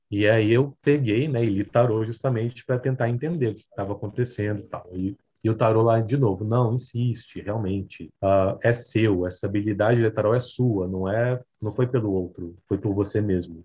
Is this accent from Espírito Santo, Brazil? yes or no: yes; Vitória, Espírito Santo, Brazil; now in São Paulo, Brazil; eu não sou de São Paulo, eu moro em São Paulo, né? Mas eu sou de Vitória, Espírito Santo.